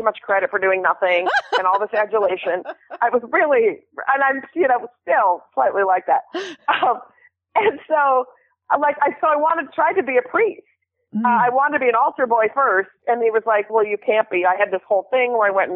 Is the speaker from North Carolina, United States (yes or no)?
no; Minneapolis, Minnesota, United States; I grew up in Minneapolis.